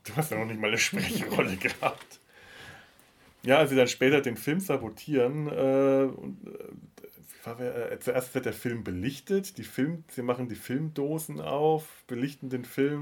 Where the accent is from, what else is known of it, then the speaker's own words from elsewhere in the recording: Bavaria, Germany; meine Kindheit und Jugend in Bayern